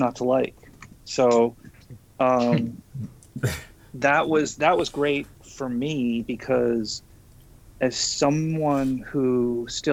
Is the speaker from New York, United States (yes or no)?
yes; New York City, New York, United States; moved away as an adult; also born or lived in San Francisco; I'm from Queens. I'm not from Manhattan.